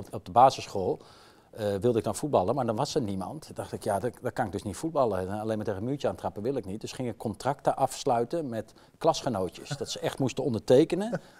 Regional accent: Utrecht, Netherlands; accent: Utrecht; Ja, ik heb nog een beetje mijn Utrechtse tongval.

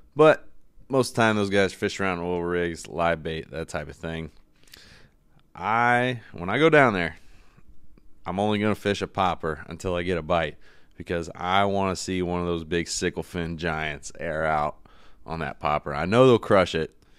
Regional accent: East Coast, United States; I'm from the East Coast

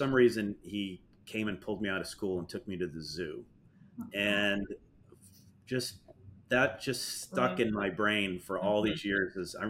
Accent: New York, United States; now in Florida, United States; I grew up in New York

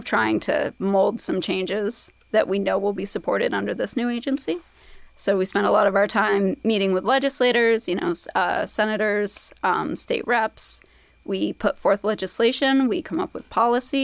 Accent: Eden, Vermont, United States; also born or lived in Brooklyn, New York; I'm from Vermont originally. Grew up in Eden, which is out in Lowell County, up near like Lowell, Johnson, Mooresville area

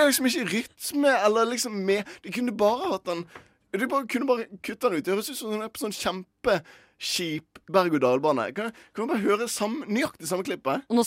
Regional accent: Bergen, Vestland, Norway; moved away; nå når jeg var hjemme i Bergen

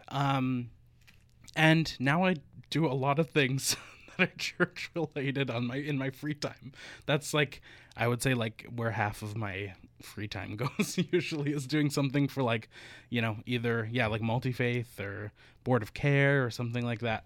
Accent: Northern Alberta, Canada; moved away; also born or lived in Victoria; in Northern Alberta

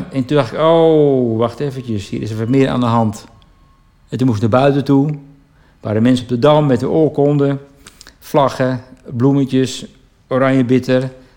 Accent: Baarn, Utrecht, Netherlands; geboren en getogen in Baren

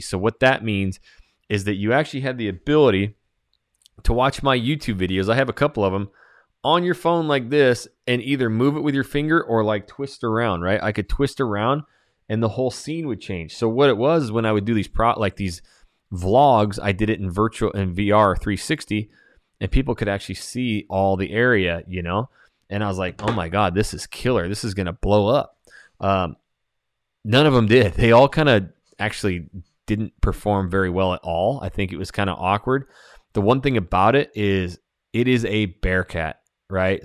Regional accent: Idaho, United States; moved away; when I went to Idaho, back to my hometown and started a channel, I know everybody there

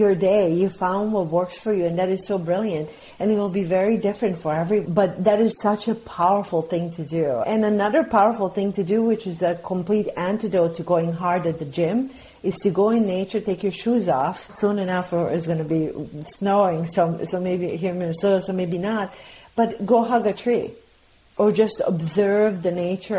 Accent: Bosnia & Herzegovina; now in United States; I'm an immigrant, so I'm from Bosnia

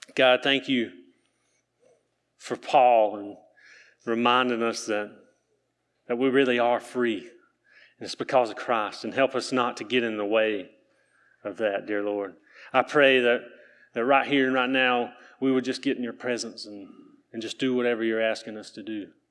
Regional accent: Keener, North Carolina, United States; I'm from Keener, North Carolina

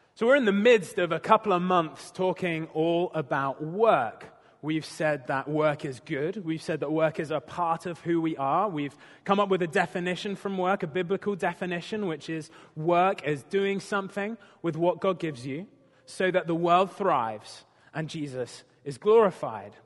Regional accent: United Kingdom; moved away; I'm a Brit

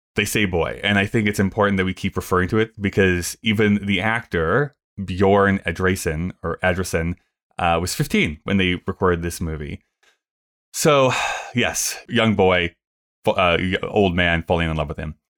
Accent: Canada; as a Canadian

